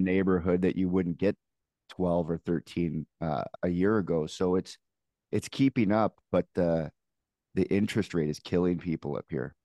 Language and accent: English; Canada; as a Canadian